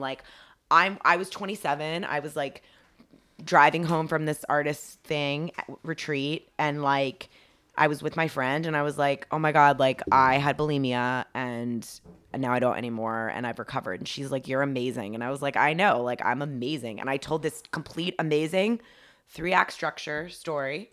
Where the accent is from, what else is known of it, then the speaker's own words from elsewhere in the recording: Dunwoody, Georgia, United States; now in California, United States; I grew up in Atlanta, and I grew up in Dun-, it, it was actually Dunwoody, Georgia, so it was, like, the suburbs.